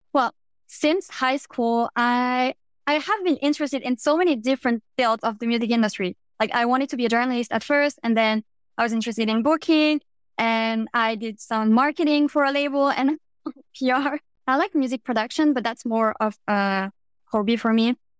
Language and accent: English; France; I'm from France, and I'm currently working as a music publicist